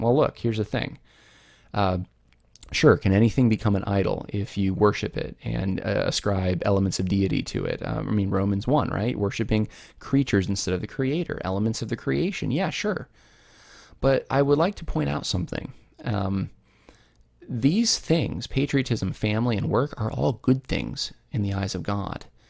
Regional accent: United States; I'm an American.

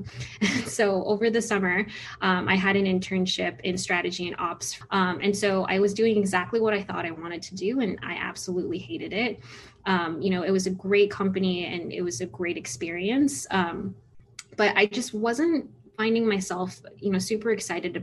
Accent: San Francisco Bay Area, California, United States; moved away as an adult; now in Chicago, United States; I'm originally from the San Francisco Bay Area

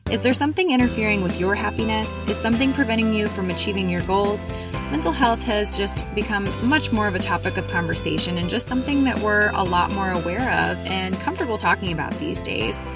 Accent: Columbus, Ohio, United States; We were just talking about how we're both from Columbus and just kind of, I've recently discovered that.

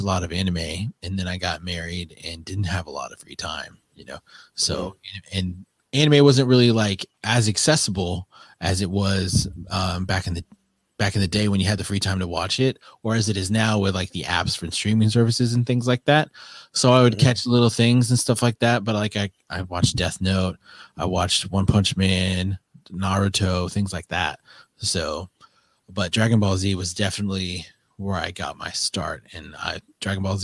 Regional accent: South Dakota, United States; moved away; I grew up in South Dakota

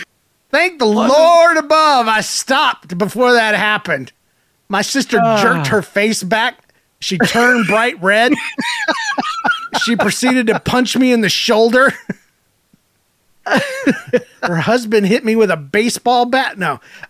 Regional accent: Georgia, United States; I'm from Georgia.

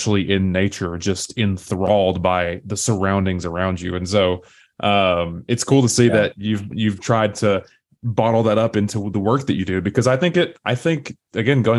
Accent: East Tennessee, United States; accent: Southern; I grew up and still live in East Tennessee. I don't know if you can tell by my accent or not. I still can't decide if I have a strong Southern accent

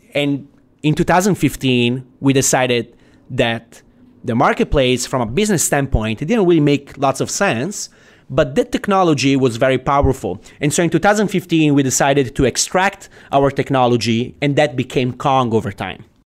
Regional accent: Italy; moved away as an adult; also born or lived in Silicon Valley; now in United States; I, I come from Italy, right? So I have, I'm an immigrant, basically

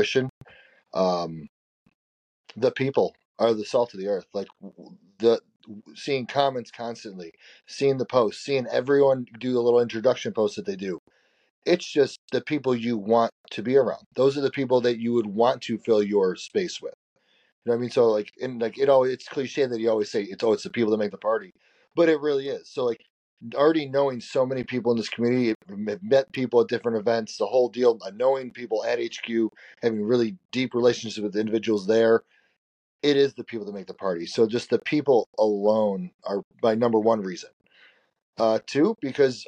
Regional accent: close to Chicago, Illinois, United States; I grew up close to Chicago

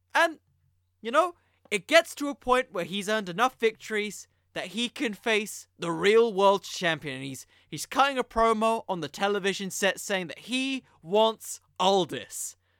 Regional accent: United Kingdom; I'm British

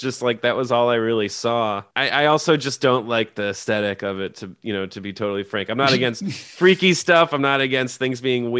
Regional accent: Maryland, United States; moved away as an adult; also born or lived in Baltimore / South Philly; now in Philadelphia, United States; I'm not from Philadelphia. I grew up in Maryland.

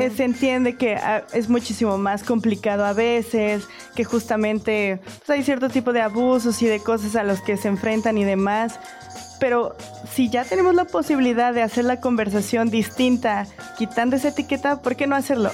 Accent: Mexico; los mexicanos entendemos la vida

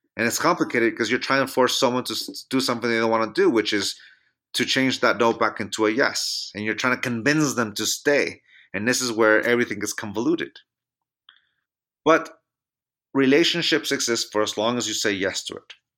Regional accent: Chula Vista, California, United States; moved away as an adult; now in Reno, United States; My hometown of San Diego, California

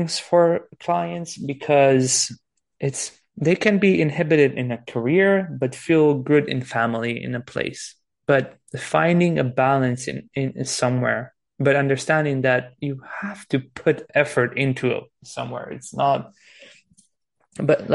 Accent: Transylvania, Romania; I'm from Romania now, Transylvania. I'm talking to you from the Pacific

